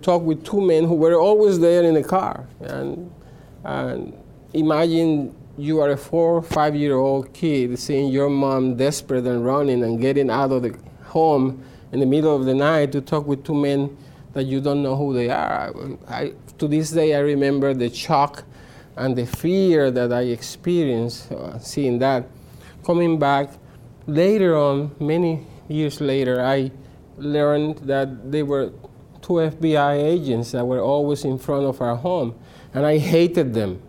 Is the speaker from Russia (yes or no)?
no; Puerto Rico; I'm from Puerto Rico, and I was born in the 1960s into a communist household